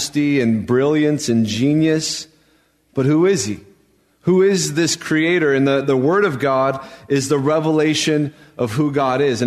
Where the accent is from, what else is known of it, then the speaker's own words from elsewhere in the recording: Albuquerque, New Mexico, United States; moved away as an adult; now in San Mateo, United States; When I was growing up in Albuquerque, New Mexico